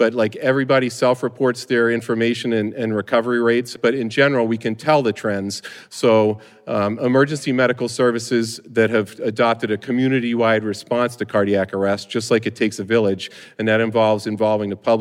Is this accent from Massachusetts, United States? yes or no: yes; Brimfield, Massachusetts, United States; I'm a paramedic in my hometown of Brimfield, Massachusetts